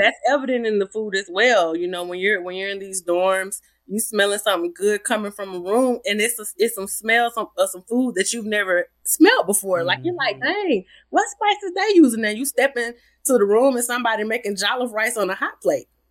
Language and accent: English; Atlanta, Georgia, United States; moved away as an adult; growing up in Atlanta